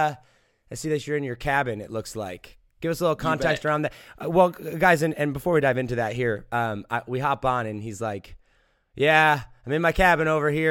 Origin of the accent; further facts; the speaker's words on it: United States; I'm from America